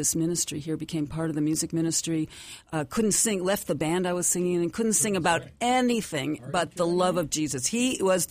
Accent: Detroit, Michigan, United States; I grew up, I was raised in the Detroit area

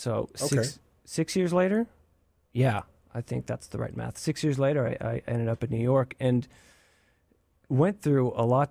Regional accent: Eastern Canada, Canada; now in United States; I'm from Canada, Eastern Canada.

